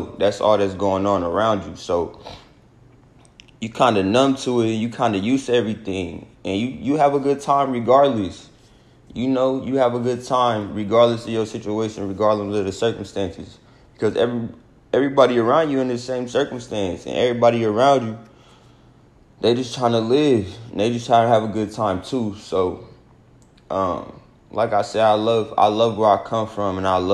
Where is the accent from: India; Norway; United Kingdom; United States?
United States; Omaha, Nebraska; I'm from Omaha, Nebraska. Small city, but it's a city. I ain't grow up on no farm. I ain't grow up around no corn. I grew up in the city